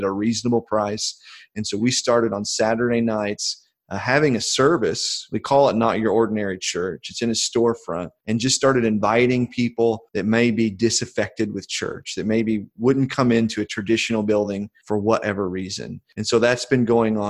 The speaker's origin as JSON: {"language": "English", "town": "Fairfield", "region": "Illinois", "country": "United States", "also_born_or_lived": "Quad Cities", "said": "I'm from Fairfield, Illinois. It's a small town in southeastern Illinois. I've lived there most of my life."}